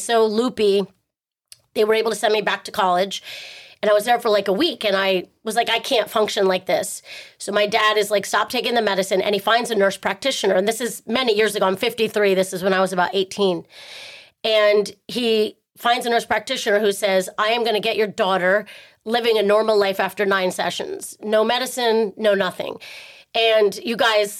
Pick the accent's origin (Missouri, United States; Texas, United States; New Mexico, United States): Texas, United States; I grew up in Texas on a big ranch